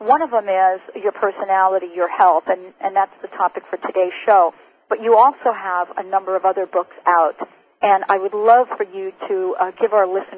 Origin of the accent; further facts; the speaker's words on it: Seattle, Washington, United States; since I am from Seattle, I cannot believe the level of stress not being connected.